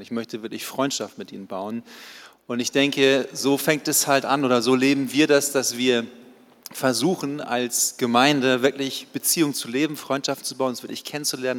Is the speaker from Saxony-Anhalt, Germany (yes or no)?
no; Baden-Württemberg, Germany; bei uns in Baden-Württemberg